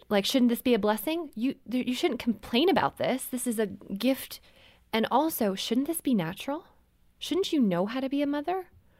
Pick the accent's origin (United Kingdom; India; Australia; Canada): Canada; We were visiting my family. I'm from Canada. We were there for Christmas.